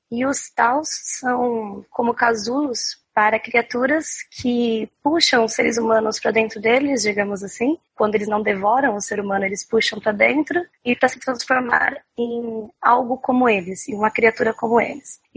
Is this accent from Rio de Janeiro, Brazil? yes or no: no; Santos, São Paulo, Brazil; porque eu sou santista, né? Moro aqui na praia.